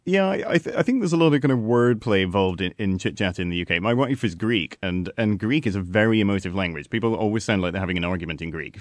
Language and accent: English; United Kingdom